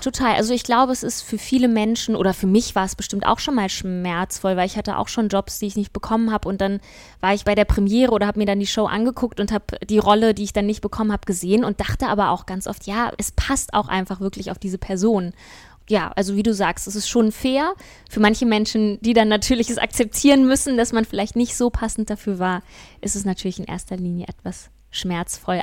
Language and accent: German; Kassel, Hesse, Germany; also born or lived in Sweden; now in Hamburg, Germany; hier wieder in meiner Heimatstadt in Kassel unterwegs